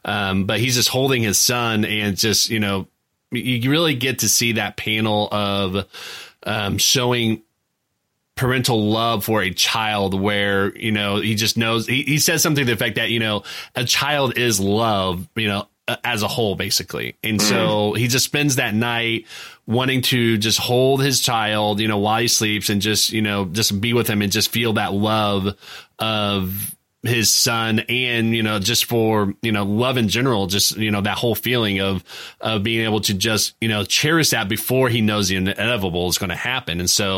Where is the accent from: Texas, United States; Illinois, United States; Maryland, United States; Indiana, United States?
Indiana, United States; Indianapolis; my hometown, Indianapolis, is actually in this comic run.